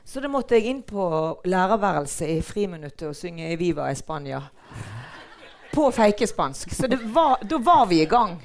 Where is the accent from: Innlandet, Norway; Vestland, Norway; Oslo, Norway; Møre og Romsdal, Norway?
Vestland, Norway; Bergen; also born or lived in Mathopen; Jeg er fra Brinken